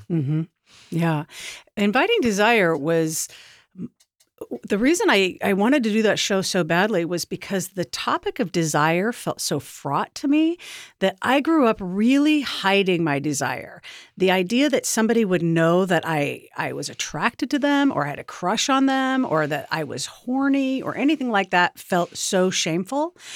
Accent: Portland, Oregon, United States; My background is that I grew up in Portland doing theater

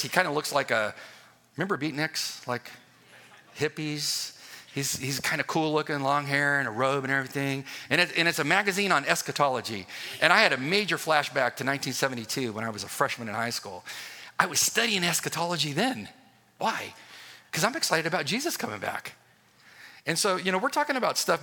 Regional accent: United States; moved away; I grew up on the uh, border of Mexico

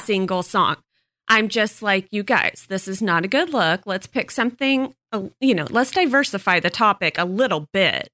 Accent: Texas, United States; moved away; I grew up on it in Texas

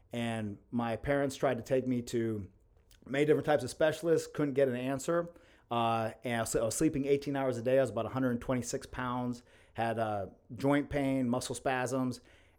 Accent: Athens, United States; also born or lived in Mexico; I was born in Athens. I'm an Athens native, and I've lived here my whole life, minus I lived 2 years in Mexico boxing. And yeah, and so just grew up around this town

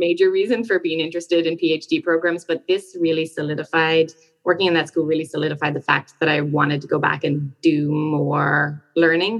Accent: County Limerick, Munster, Ireland; moved away as an adult; now in Pennsylvania, United States; I'm from Ireland. I grew up in County Limerick, and I basically did my education all in Ireland

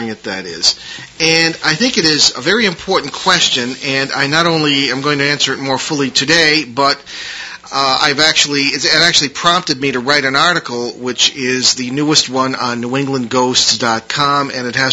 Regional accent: East Hartford, Connecticut, United States; East Hartford, Connecticut, my hometown

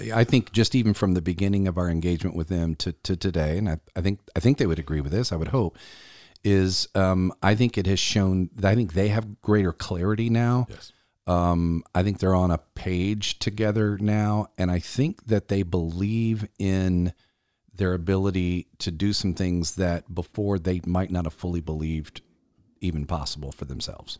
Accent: Columbia, South Carolina, United States; based out of Columbia, South Carolina, my hometown

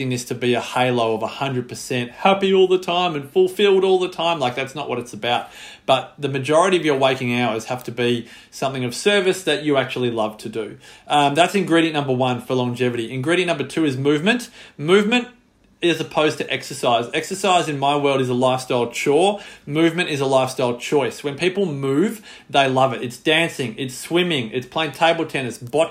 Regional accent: Australia; as an Australian

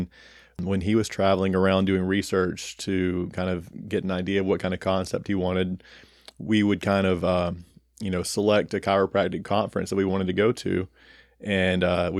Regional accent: Alabama, United States; people would find out that I was from Alabama, and they're like, "You don't sound like you're from Alabama,"

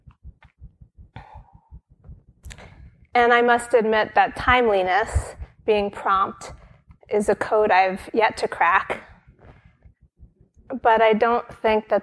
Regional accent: Brooklyn, New York, United States; moved away as an adult; now in near the monastery, United States; Brooklyn is my hometown. I spent the first 17 years of my life here

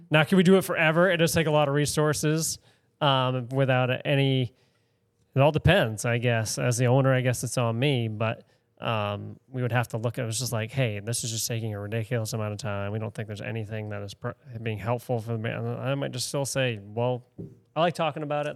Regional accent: Spruce Head, Maine, United States; I grew up in Spruce Head

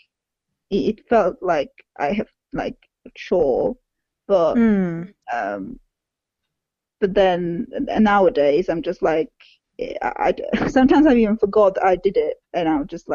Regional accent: Czechia; English is a second language; moved away; I grew up in Czech Republic

